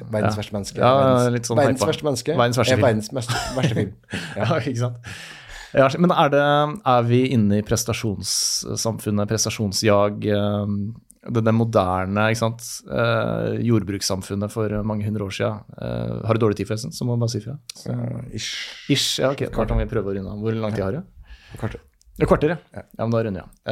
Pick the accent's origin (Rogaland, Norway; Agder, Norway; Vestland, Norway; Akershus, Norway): Akershus, Norway; Lillestrøm; jeg vokste opp på Romerike, Lillestrøm, Leirsund.